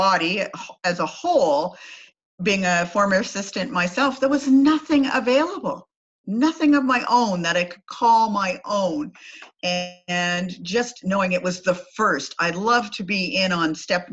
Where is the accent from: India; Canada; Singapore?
Canada; I'm Canadian